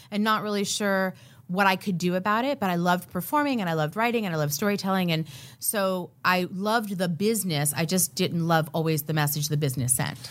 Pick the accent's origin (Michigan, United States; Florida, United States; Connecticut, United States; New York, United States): Florida, United States; Miami; when I was a young girl growing up in Miami, Florida